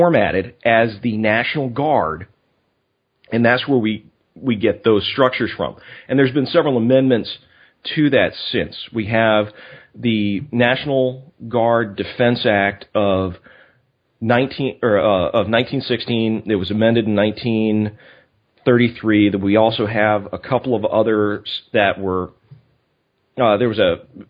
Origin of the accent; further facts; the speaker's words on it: Louisiana, United States; I'm from Louisiana